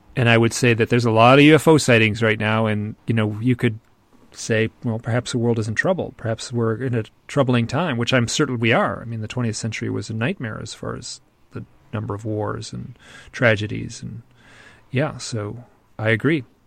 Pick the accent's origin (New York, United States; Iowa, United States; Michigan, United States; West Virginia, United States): Michigan, United States; I'm from Michigan, which is in the Midwest of America, and we're all very polite